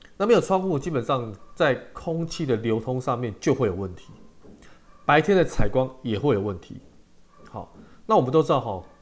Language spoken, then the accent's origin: Chinese; Taiwan; 我们中国人跟台湾人